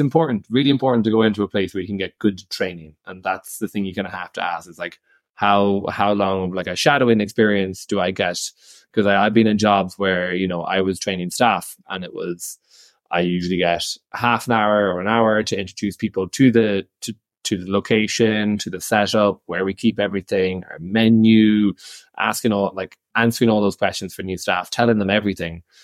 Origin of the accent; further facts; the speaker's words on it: Irish Midlands, Ireland; accent: bogger, Midlands Irish; now in Italy; he's from the Midlands